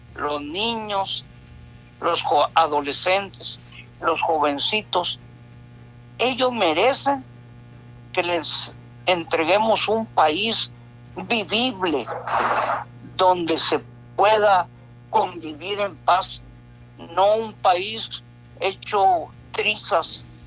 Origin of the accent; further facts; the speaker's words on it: Mexico; Somos esos mexicanos